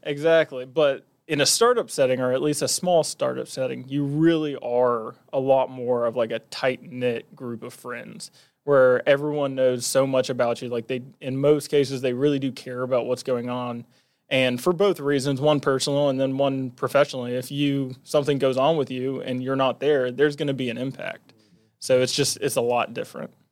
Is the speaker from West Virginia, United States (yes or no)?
yes; Huntington, West Virginia, United States; I was born and raised in Huntington, was here until